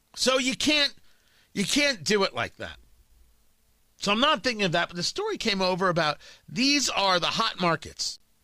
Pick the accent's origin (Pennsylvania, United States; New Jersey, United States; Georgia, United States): New Jersey, United States; Middletown; moved away; I grew up in Middletown, New Jersey.